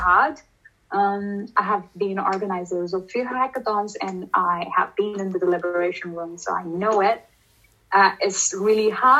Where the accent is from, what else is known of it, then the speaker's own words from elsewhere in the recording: India; moved away; I come from India, and you know, asking things straight away is kind of not in our culture